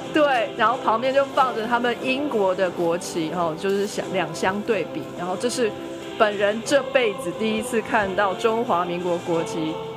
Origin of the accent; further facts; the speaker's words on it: Taiwan; 让我们台湾人本人都非常地惊讶了